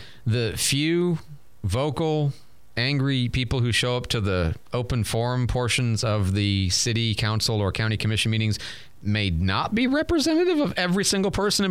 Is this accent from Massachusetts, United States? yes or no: no; Detroit, Michigan, United States; also born or lived in Chicago / St. Louis; now in Pensacola, United States; But, you know, I grew up in Detroit and Chicago and even St. Louis.